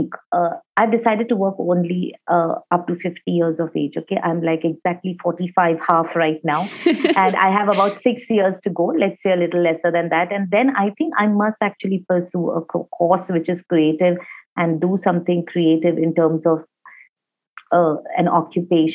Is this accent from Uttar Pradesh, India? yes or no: no; Mumbai, Maharashtra, India; also born or lived in Kolkata; I'm very much from Bombay. I was born in Kolkata. I spent the first 1.5 months of my life over there, after which I've been in Bombay all my life